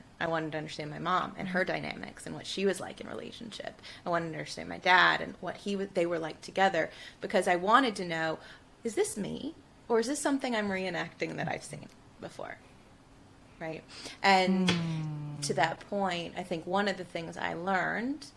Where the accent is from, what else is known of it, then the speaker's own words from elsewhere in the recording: Tuscaloosa, Alabama, United States; growing up where I grew up in Tuscaloosa, Alabama, in the Bible Belt